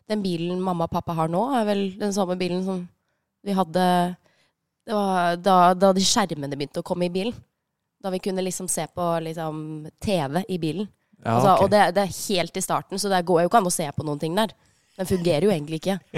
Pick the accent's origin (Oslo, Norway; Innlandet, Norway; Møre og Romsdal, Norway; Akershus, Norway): Innlandet, Norway; Gjøvik; Jeg er fra Gjøvik. Vi, eh, vi, har lært å, vi lærte å kjøre tidlig, vi.